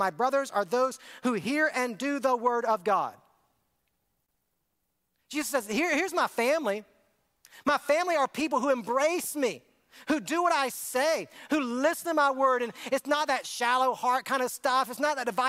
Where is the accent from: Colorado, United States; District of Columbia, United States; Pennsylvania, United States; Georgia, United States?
Georgia, United States; Augusta; It started in Augusta, Georgia, my hometown